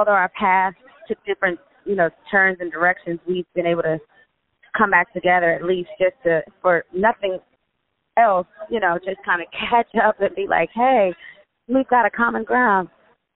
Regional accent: Las Vegas, Nevada, United States; now in Atlanta, United States; we're from Vegas, and Vegas is a pretty small town

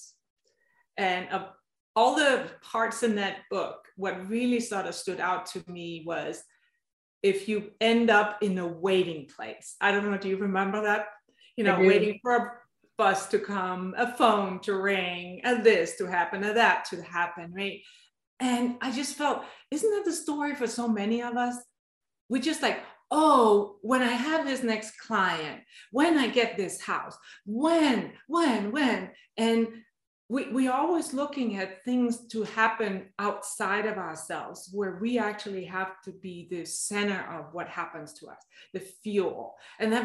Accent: Denmark; moved away as an adult; now in United States; I have an accent, and that's because I've been born and raised in Denmark

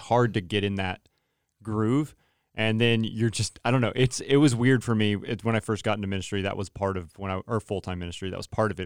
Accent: Turlock, California, United States; I'm from Turlock, so Central Valley

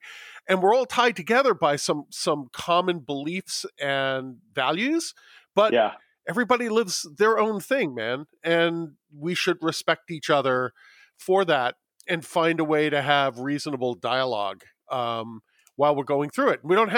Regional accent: New York, United States; moved away as an adult; now in Los Angeles, United States; I have been a city boy my entire life. I grew up in New York. I moved to Los Angeles.

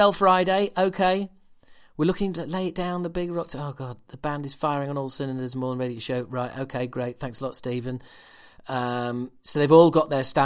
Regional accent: Yorkshire and the Humber, United Kingdom; I'm from Yorkshire

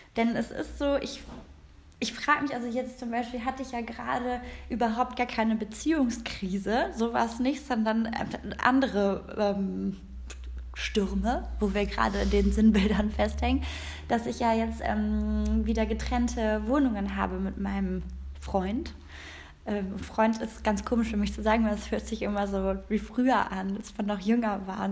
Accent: Rhineland, Germany; now in Berlin, Germany; ich bin aus dem Rheinland, ja, und ich bin mit diesen ganzen Jungs groß geworden

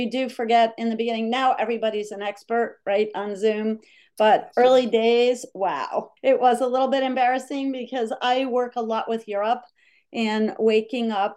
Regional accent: Hudson Valley, New York, United States; moved away as an adult; also born or lived in Austria / Germany; now in Jackson Hole, United States; growing up in the Hudson Valley, I loved being on the Hudson River

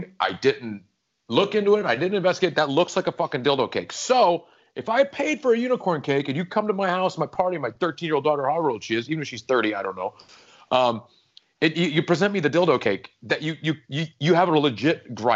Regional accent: the South, United States; also born or lived in Charlotte; now in Los Angeles, United States; I grew up in the South.

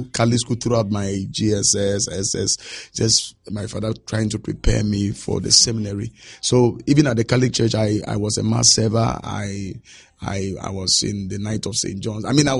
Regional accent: Nima, Greater Accra, Ghana; When I was growing up, I saw poverty.

